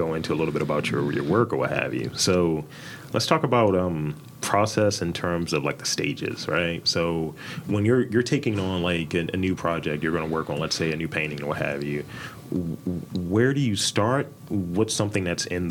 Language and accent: English; Baltimore, Maryland, United States; I'm from Baltimore, and I'm a Baltimore guy